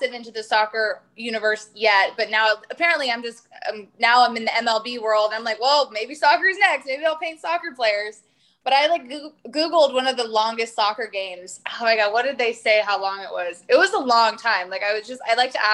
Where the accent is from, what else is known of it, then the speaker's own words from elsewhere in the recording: Las Vegas, Nevada, United States; I grew up in Vegas, there's no art culture there.